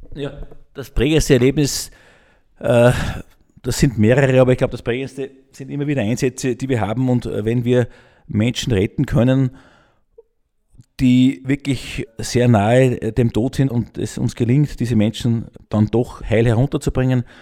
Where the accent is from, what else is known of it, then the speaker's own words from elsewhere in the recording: Gmunden, Upper Austria, Austria; ich bin gebürtiger Gmundner, bin mit sechs das erste Mal am Traunstein gewesen